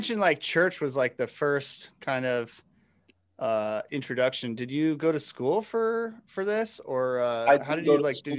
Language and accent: English; New York, United States; a New York native like myself.